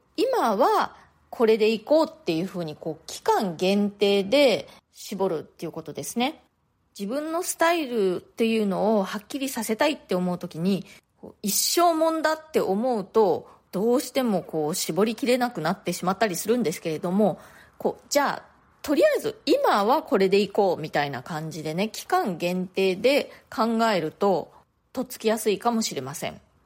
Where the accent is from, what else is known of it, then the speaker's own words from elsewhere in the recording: Japan; moved away as an adult; now in New York, United States; 私の生まれ育った家族、まあ、日本の家族